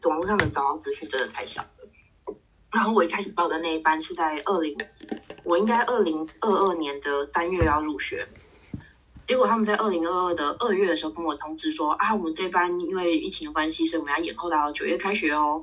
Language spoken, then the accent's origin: Chinese; Taiwan; moved away as an adult; also born or lived in Belgium / Bordeaux, France / Paris, France; 我们小时候在台湾吃一些